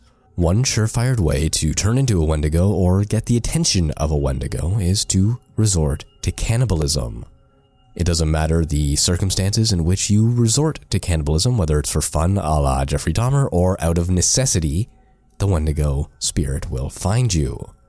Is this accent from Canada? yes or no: yes; Canada; being Canadian and all.